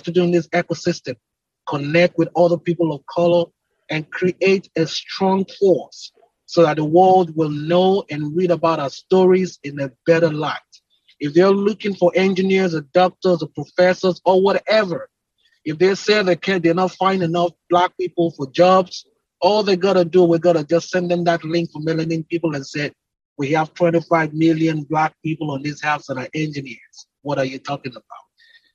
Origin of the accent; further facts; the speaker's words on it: Nigeria; moved away as an adult; now in Houston, United States; I'm originally from Nigeria. And I came here to the United States 2010, August 16, 2010